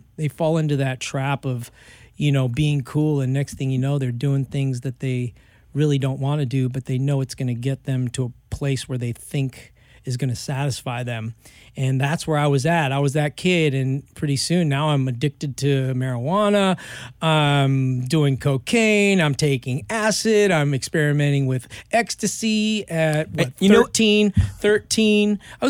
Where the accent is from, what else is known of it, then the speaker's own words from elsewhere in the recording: Los Angeles, California, United States; So I grew up here in Hollywood, LA, Venice Beach.